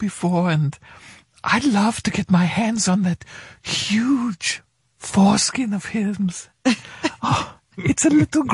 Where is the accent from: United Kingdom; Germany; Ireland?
Germany; I'm from Germany